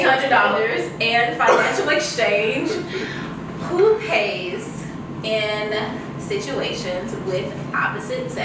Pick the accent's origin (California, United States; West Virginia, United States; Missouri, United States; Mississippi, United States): Mississippi, United States; now in Los Angeles, United States; I am from the South, I'm from Mississippi